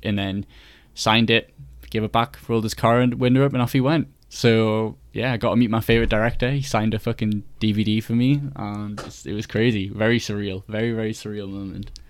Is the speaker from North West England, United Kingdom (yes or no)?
no; Newcastle upon Tyne, North East England, United Kingdom; moved away as an adult; also born or lived in York; I'm from Newcastle, so I've, you know, got a very long train from up north